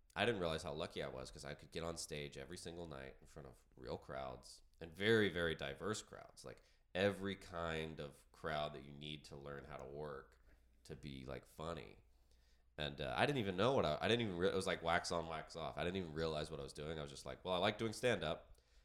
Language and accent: English; Georgia, United States; But yeah, raised in Georgia in a small town. And I went to college in Athens, Georgia, UGA.